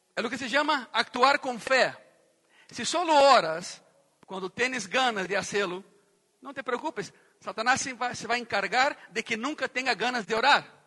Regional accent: Goiânia, Goiás, Brazil; Eu cresci em uma cidade em Brasil, que é a capital de um estado ganadero

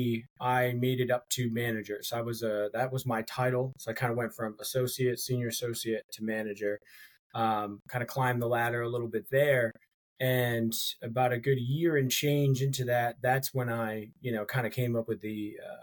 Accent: Connecticut, United States; moved away as an adult; now in Savannah, United States; I currently live in Savannah, Georgia. But I am from Connecticut, like Dave

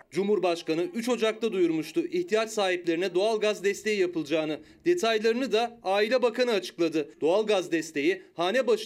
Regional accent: Karayazı, Erzurum, Turkey; Karayazılıyım. Ya orası 3 ay yaz, 3 ay ayaz geri kalan hep bembeyaz. Bir de oranın soğuğu çok serttir.

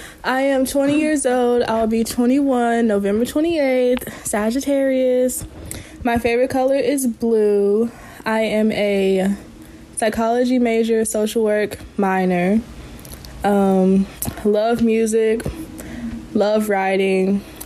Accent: Kentucky, United States; as you know, I've already previously said. I'm from Kentucky. I'm African American.

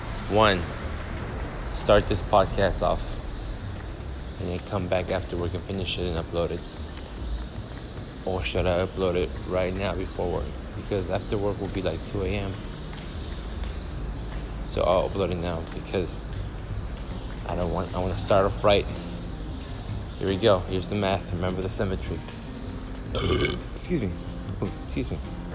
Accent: Wyoming, United States; We're from Wyoming, so like, we like the hot and then getting in the pool.

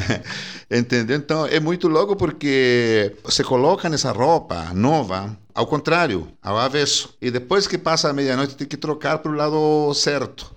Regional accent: northern Chile, Chile; Portuguese is a second language; now in Brazil; eu sou do norte de Chile

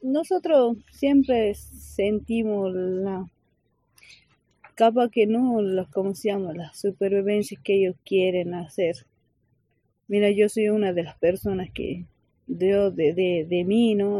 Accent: Cafayate, Salta, Argentina; A mí me preguntan de dónde sos, vengo de ahí

